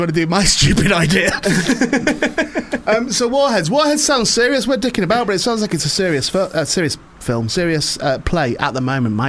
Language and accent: English; St Helens, North West England, United Kingdom; also born or lived in Warrington; Mate, St Helens.